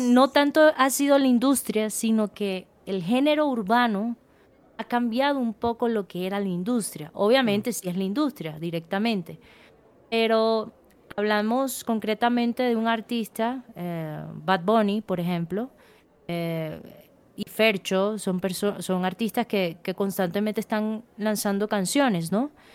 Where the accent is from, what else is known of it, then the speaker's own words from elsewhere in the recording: Santa Marta, Magdalena, Colombia; moved away; yo soy de Santa Marta